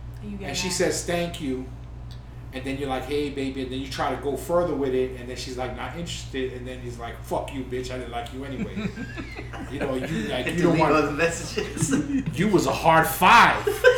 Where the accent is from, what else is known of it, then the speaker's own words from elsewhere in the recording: New York, United States; I'm a New Yorker